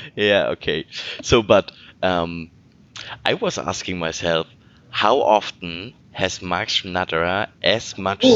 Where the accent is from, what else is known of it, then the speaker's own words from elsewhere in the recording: Hamburg, Germany; English is a second language; I'm from Hamburg. I was born here